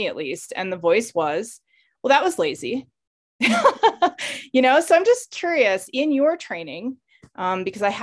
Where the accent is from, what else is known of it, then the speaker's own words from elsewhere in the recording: United States; growing up in the West or, you know, in America